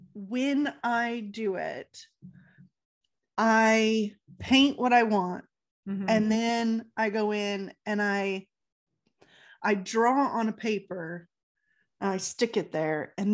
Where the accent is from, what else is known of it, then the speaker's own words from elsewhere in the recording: California, United States; So we are from California, as you guys know.